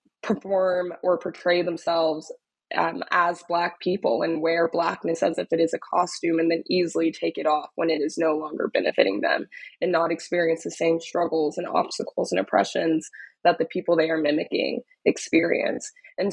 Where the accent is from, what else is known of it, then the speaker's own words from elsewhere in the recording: Dallas, Texas, United States; now in New York, United States; I'm originally from Dallas, Texas, was born and raised in Dallas and attended university in Austin and have been living in New York ever since